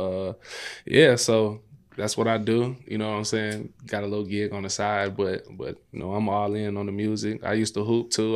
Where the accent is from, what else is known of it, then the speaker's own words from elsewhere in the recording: Maywood, Illinois, United States; also born or lived in Austin, Chicago; I grew up in Maywood